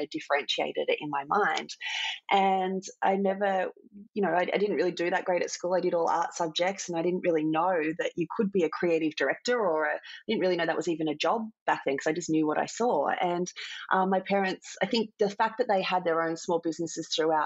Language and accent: English; Port Macquarie, New South Wales, Australia; I grew up in Port Macquarie, a small town on the mid-north coast of New South Wales